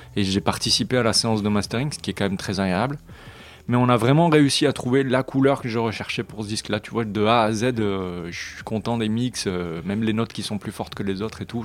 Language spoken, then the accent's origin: French; France; je suis français sur un label étranger